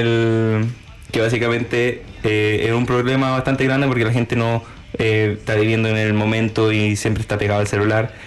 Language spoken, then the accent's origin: Spanish; Chile; now in Christchurch, New Zealand; … y yo somos eh, de Chile, eh, llevamos ya seis años viviendo en Nueva Zelanda